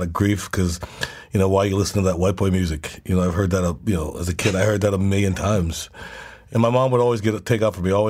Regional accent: Charleston, South Carolina, United States; born or raised there; also born or lived in Nashville

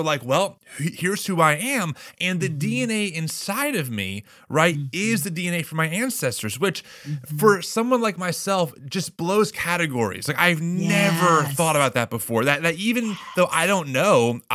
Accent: East Coast, United States; also born or lived in Delanco, New Jersey; I'm an East Coast guy myself

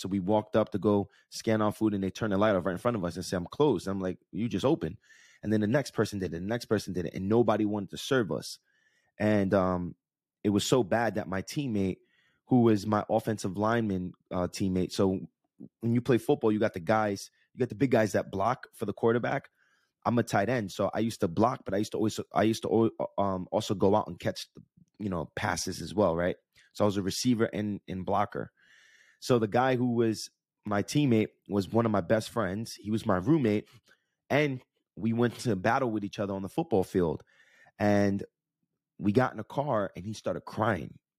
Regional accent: Jersey City, New Jersey, United States; when I grew up in Jersey City

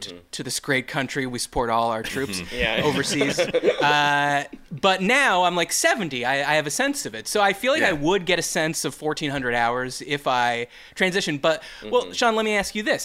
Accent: Canada; growing up in Canada

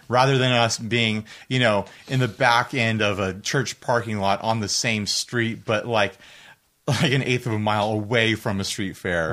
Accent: United States; I'm an American

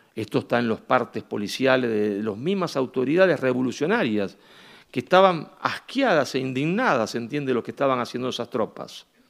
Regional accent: Argentina; me presentaba como argentino

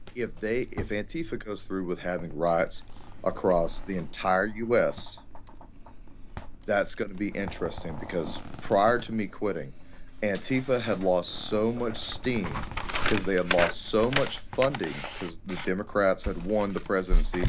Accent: Texas, United States; here at my hometown

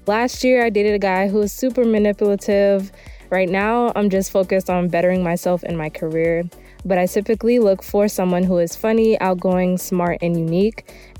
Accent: Los Angeles, California, United States; I'm 21 years old. I'm from Los Angeles

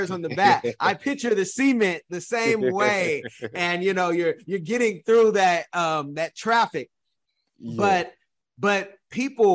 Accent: California, United States; I'm from California

